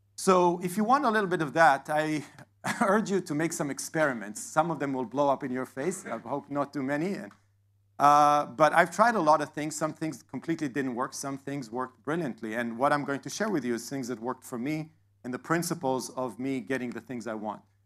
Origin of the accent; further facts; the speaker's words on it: Israel; now in Atlanta, United States; I live in Atlanta, I was born in Israel